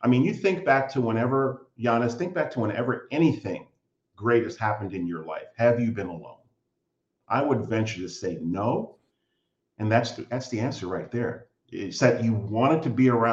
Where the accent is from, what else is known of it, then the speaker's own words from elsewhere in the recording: United States; moved away as an adult; now in Canada; I'm an American living in Canada. I've lived here for 21 years now